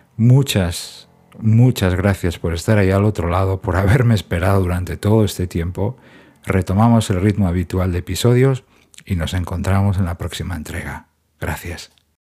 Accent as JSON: {"language": "Spanish", "town": "Gijón", "region": "Asturias", "country": "Spain", "tie": "born or raised there", "moved": "yes", "lives_now": "Madrid, Spain", "said": "después de unos cuantos años viviendo en Gijón, en mi ciudad natal, pues he regresado a Madrid."}